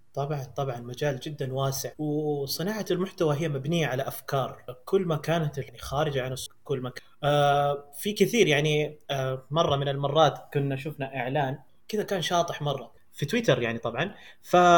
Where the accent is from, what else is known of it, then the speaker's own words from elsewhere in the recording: Ha'il, Ha'il Province, Saudi Arabia; also born or lived in India; مواليد السعوديه ولدت في حائل